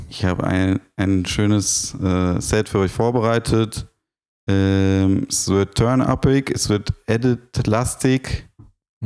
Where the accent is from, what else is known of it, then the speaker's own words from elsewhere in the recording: Frankfurt, Hesse, Germany; bin ja Frankfurter